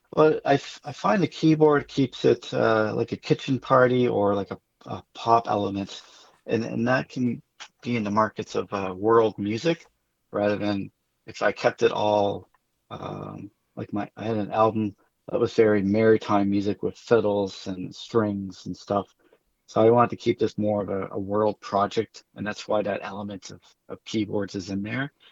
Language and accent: English; Amherst, Nova Scotia, Canada; moved away; also born or lived in Moncton, New Brunswick; I'm from Amherst.